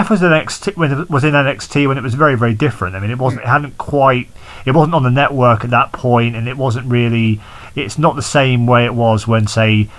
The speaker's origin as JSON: {"language": "English", "country": "United Kingdom", "said": "fellow Brit"}